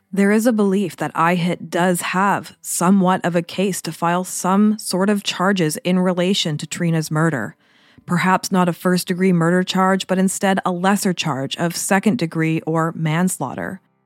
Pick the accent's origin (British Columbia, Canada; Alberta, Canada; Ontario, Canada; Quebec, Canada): British Columbia, Canada; Port Moody; now in Vancouver Island, Canada; I grew up in Port Moody